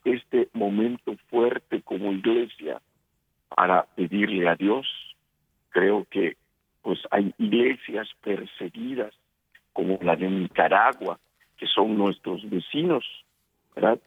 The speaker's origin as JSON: {"language": "Spanish", "region": "Yucatán", "country": "Mexico", "said": "mi tierra, en Yucatán, México"}